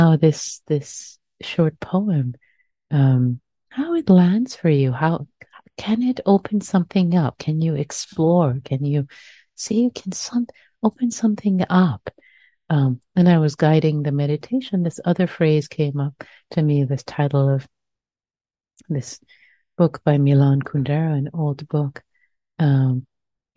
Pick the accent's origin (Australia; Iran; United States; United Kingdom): Iran; accent: Persian; my Persian accent